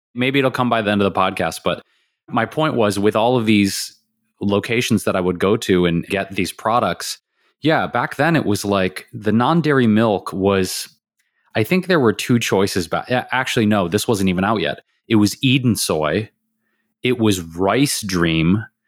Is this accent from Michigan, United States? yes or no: yes; Detroit, Michigan, United States; now in Los Angeles, United States; growing up in Detroit